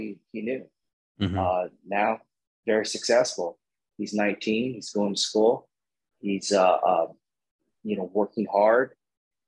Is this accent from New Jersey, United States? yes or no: no; National City, California, United States; I grew up in San Diego. It's not a good area, a little town or a little city called National City